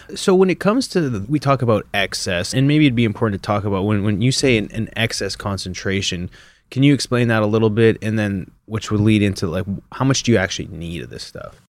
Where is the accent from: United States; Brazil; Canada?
Canada; moved away; growing up in Canada